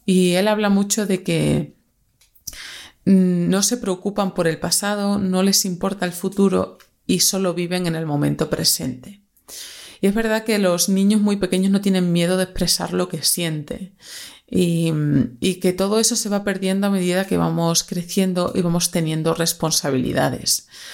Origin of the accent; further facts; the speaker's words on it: Extremadura, Spain; moved away as an adult; now in Madrid, Spain; soy una extremeña que ya lleva 10 añitos, bueno, más de 10 añitos ya en Madrid